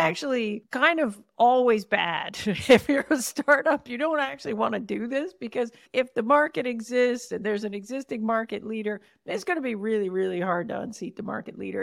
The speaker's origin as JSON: {"language": "English", "country": "Canada", "accent": "Canadian", "said": "my prime Canadian accent"}